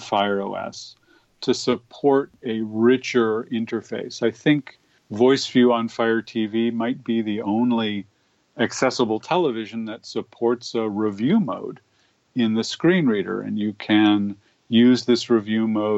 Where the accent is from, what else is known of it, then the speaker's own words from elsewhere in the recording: Berkeley, California, United States; I grew up in Berkeley, California